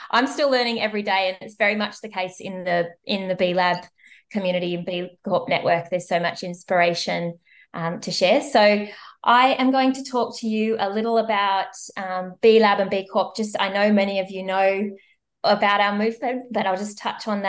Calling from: Melbourne, Victoria, Australia; I'm joining you from Naarm, Melbourne, Australia, and Wurundjeri country.

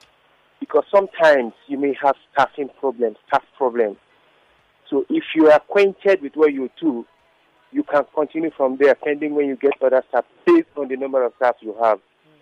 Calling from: Lagos, Nigeria; I'm calling from Surulere.

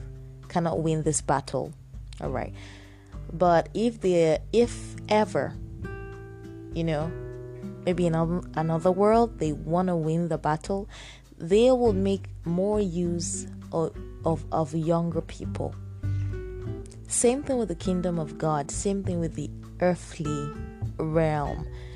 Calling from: Nigeria; I'm speaking from Nigeria right now, and there is food shortage.

